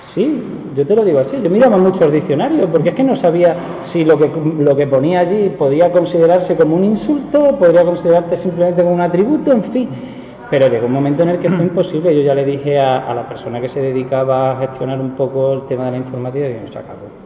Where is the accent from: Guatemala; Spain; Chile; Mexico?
Spain; Pozoblanco, Andalusia; Y a mí me gusta mi pueblo